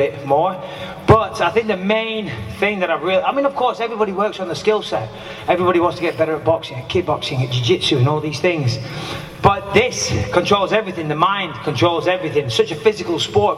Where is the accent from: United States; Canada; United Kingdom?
United Kingdom; Clitheroe, North West England; I'm from just down the road, I'm from Clitheroe